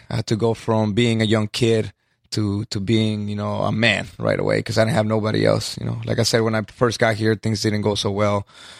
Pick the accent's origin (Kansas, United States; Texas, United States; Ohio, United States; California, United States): California, United States; Los Angeles; English is a second language; when I first got here to the States, I grew up in East LA and then in South Central. So being from the Guatemalan heritage, you know, the Latino community didn't accept me so well.